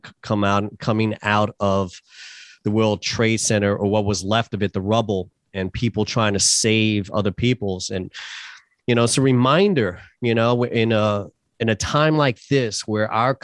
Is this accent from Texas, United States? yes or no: no; New York City, New York, United States; moved away; Born and raised in New York City.